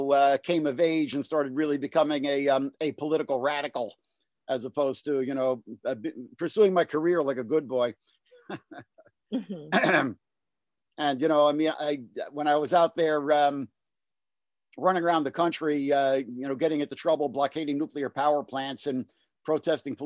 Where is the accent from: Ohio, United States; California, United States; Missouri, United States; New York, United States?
New York, United States; New York City; I grew up in Jackson Heights out in Queens